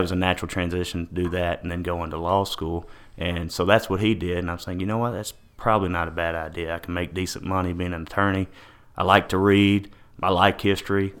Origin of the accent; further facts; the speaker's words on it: Paris, Texas, United States; I'm in Paris, Texas, born and raised here in Paris.